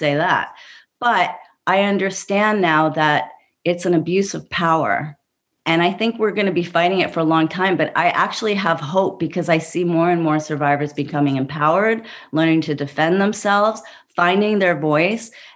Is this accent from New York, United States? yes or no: yes; New York City, New York, United States; I grew up in Brooklyn, you know, with a feminist mother